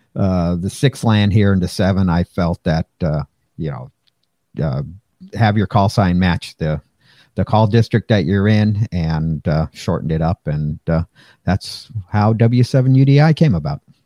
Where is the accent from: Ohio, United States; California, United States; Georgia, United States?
California, United States; Pasadena; grew up in Pasadena